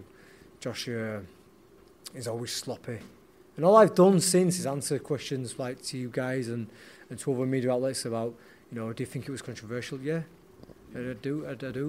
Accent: Leeds, Yorkshire and the Humber, United Kingdom; a Leeds lad going down to Nottingham

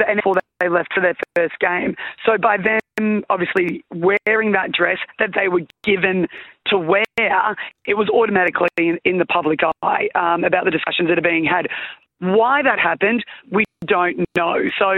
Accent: Australia; that was one of the most proudest moments I've ever had of being an Australian netballer.

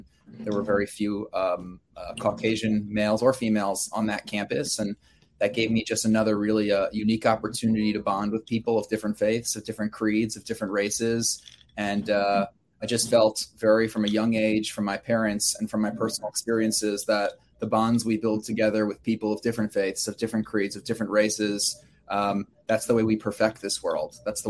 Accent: Baltimore, Maryland, United States; growing up in Baltimore, which is, you know, 65% population African-American community, it was certainly a big part of who we were.

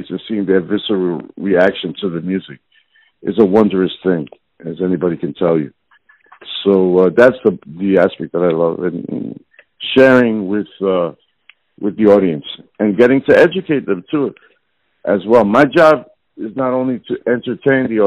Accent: New York City, New York, United States; I'm Puerto Rican, growing up in New York City in the South Bronx, what they call a New Yorican.

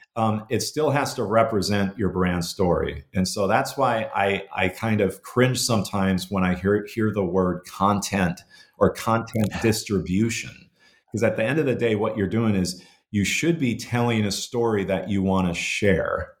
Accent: Minnesota, United States; growing up uh, in in Minnesota in the '70s and, and '80s

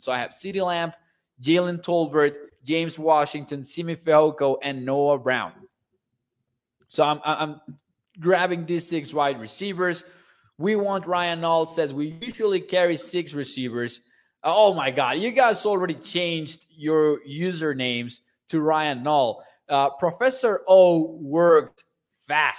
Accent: Mexico; I'm from Mexico

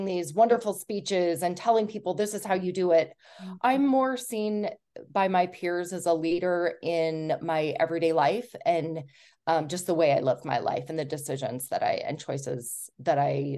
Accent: Utah, United States; I grew up in Southern Utah and got married fairly young

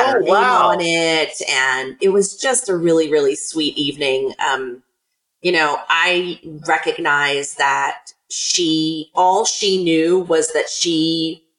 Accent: Chattanooga, Tennessee, United States; my hometown of Chattanooga

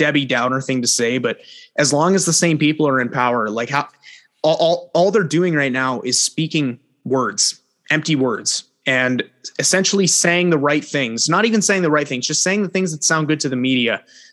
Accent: Canada; I grew up playing in the Hockey Canada system. My parents signed me up for hockey for years

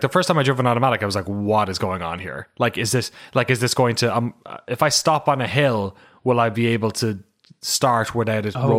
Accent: Ireland; I love Pato Award as a Irish. I think I've mentioned it before, but the only other Irish Mexican collaboration I know was a Mexican Irish fusion restaurant in my hometown

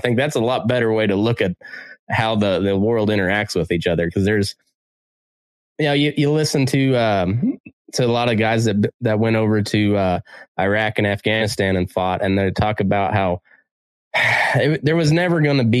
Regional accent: Oklahoma, United States; I grew up in Dust Bowl country where, Boise City, Oklahoma is considered the geographic center of the Dust Bowl.

